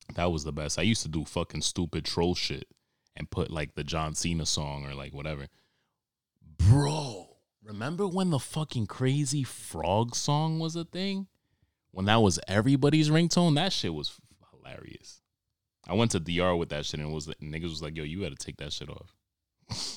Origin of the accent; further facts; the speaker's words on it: New York, United States; I grew up in Harlem